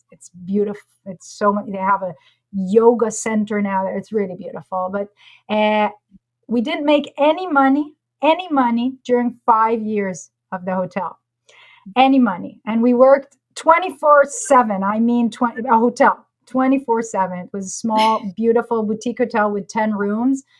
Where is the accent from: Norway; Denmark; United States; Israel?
Israel; moved away as an adult; also born or lived in Costa Rica; I'm from Israel originally.